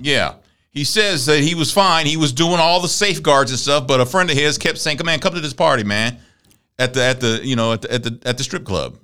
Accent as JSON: {"language": "English", "town": "Galveston", "region": "Texas", "country": "United States", "tie": "born or raised there", "said": "I grew up in Galveston."}